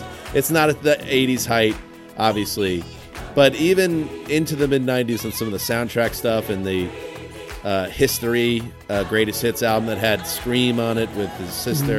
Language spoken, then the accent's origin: English; Rockland County, New York, United States; the county where we grew up